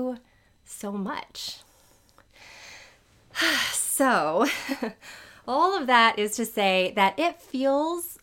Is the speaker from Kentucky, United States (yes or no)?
no; New Orleans, Louisiana, United States; I live in New Orleans. This is where I was born and raised. I am a proud New Orleanian